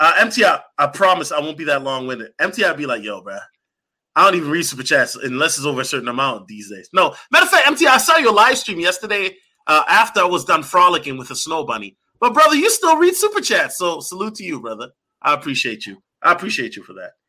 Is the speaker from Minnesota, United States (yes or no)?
yes; Minneapolis, Minnesota, United States; I'm from Minneapolis